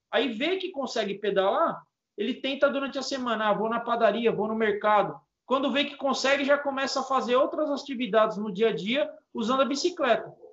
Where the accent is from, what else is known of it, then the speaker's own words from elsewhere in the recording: São Paulo, Brazil; poxa, eu sou aqui da Zona Leste, eu vou lá conhecer essa galera que luta pela bicicleta